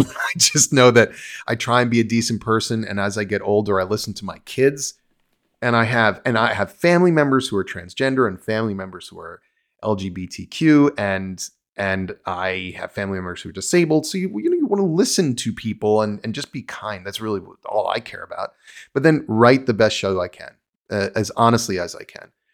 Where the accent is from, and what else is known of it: United States; born or raised there; moved away as an adult; also born or lived in New Jersey / Los Angeles